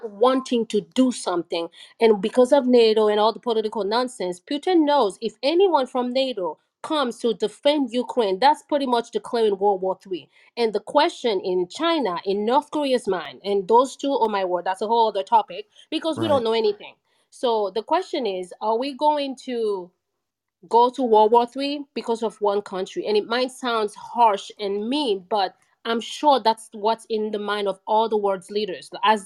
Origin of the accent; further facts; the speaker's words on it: Haiti; now in United States; I'm from Haiti